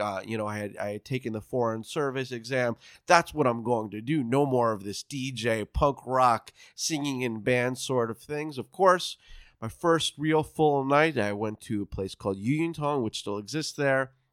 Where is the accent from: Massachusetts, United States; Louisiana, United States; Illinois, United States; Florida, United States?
Florida, United States; moved away as an adult; now in Shanghai, China; I'm from Florida, so I had some proficiency in Spanish